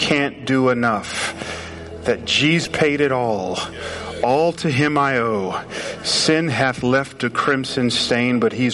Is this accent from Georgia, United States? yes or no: yes; Atlanta, Georgia, United States; moved away; I grew up in Atlanta, so we say y'all down there.